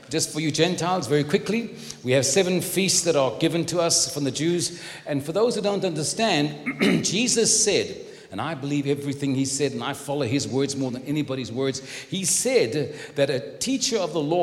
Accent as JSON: {"language": "English", "town": "Cape Town", "region": "Western Cape", "country": "South Africa", "tie": "born or raised there", "moved": "yes", "lives_now": "San Antonio, United States", "said": "I live in San Antonio, Texas. I was born in Cape Town"}